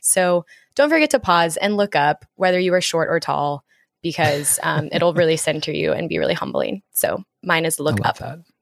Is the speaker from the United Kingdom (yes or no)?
no; Dallas, Texas, United States; moved away as an adult; also born or lived in Oklahoma; now in New York City, United States; I moved to New York City in June from growing up in Dallas and spending a lot of time in Oklahoma with these two and at school.